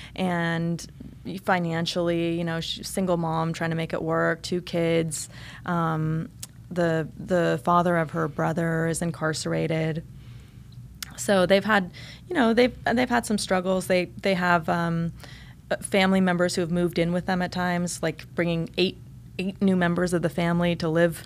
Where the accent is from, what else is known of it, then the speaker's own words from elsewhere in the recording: eastern Oregon, United States; also born or lived in Germany / Boston / Los Angeles; now in South Florida, United States; eventually moved to this really small town in the mountains of eastern oregon uh, really rural environment